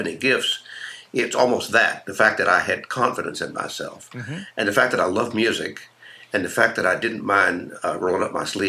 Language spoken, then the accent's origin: English; Houston, Texas, United States; I grew up in Houston